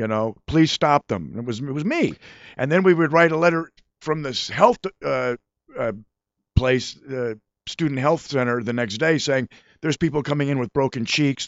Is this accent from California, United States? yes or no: yes; Sherman Oaks, California, United States; also born or lived in Van Nuys; I grew up in Sherman Oaks in Van Nuys, the mean streets of Sherman Oaks. Right. And I went to Van Nuys High School